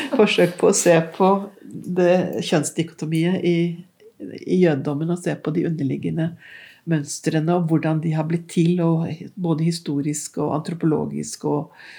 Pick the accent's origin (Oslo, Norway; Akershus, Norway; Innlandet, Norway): Oslo, Norway; vokste jo opp her i Oslo på 50, Jeg er født midt i 50-tallet.